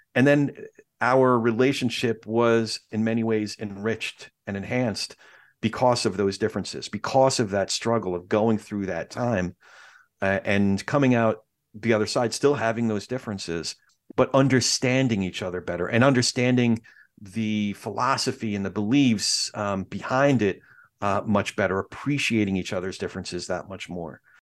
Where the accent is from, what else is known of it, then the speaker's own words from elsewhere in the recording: New York, United States; my family is Jewish. We're all from New York.